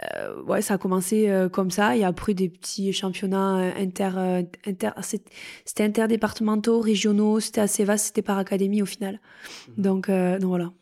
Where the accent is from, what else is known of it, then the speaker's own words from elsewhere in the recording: Couloumé-Mondebat, Occitania, France; moved away as an adult; also born or lived in Pau; j'ai grandi à Couloumé-Mondebat, dans le Gers, dans les coteaux de plaisance du Gers